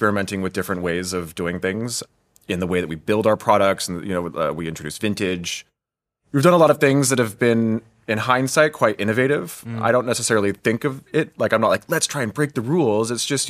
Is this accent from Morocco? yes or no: no; United States; it took me a long time to get, for example, my first job in Europe as an American.